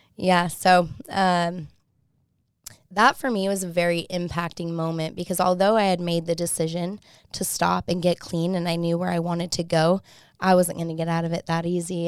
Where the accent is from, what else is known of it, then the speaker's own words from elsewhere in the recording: Salt Lake City, Utah, United States; I'm from Salt Lake